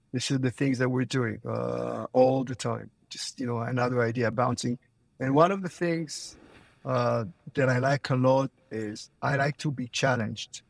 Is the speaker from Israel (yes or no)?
yes; Israel; now in Florida, United States; I'm originally from Israel. I'm living in Florida